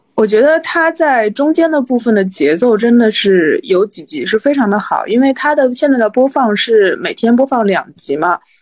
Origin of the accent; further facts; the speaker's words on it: Shanghai suburban county, China; 我是一个在一九八零年代初期出生在上海的 上海人，但是我是上海郊县人，从非常严格的意义上来说，不算是上海人